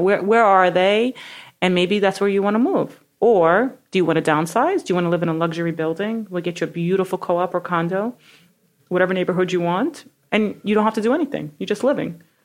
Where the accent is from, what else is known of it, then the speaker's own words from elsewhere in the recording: New York City, New York, United States; I'm from Brooklyn